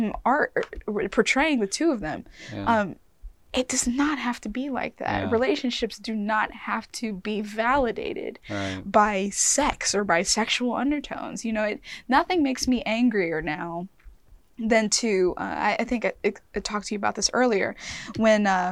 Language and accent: English; Mobile, Alabama, United States; I grew up in Mobile, Alabama